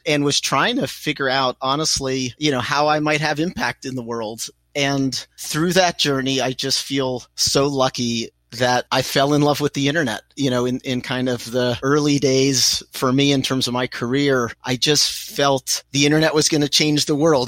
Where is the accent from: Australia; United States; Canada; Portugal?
United States; Pittsburgh, Pennsylvania; I was born in Pittsburgh, Pennsylvania. My parents were immigrants from Israel